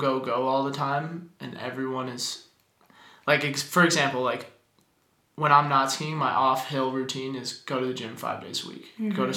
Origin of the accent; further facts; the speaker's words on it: Aspen, Colorado, United States; growing up in Aspen